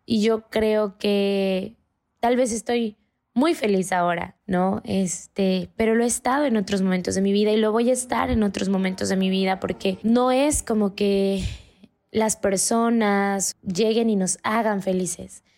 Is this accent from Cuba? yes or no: no; Mexico; Yo soy mexicana, soy totalmente latina